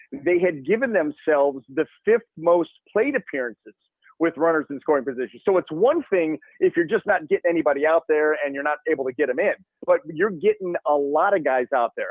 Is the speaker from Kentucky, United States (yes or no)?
no; Cleveland, Ohio, United States; born or raised there